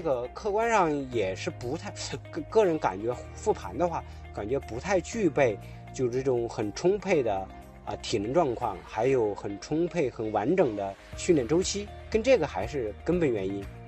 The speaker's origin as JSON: {"language": "Chinese", "region": "Hubei", "country": "China", "moved": "yes", "lives_now": "Beijing, China", "said": "不光是我是一个湖北人"}